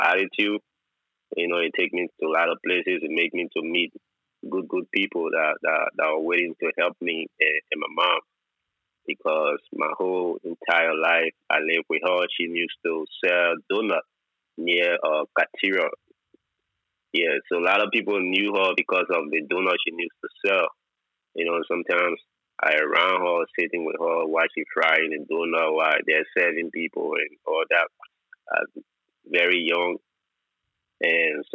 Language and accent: English; Monrovia, Liberia; moved away as an adult; also born or lived in Indonesia; I was born in Liberia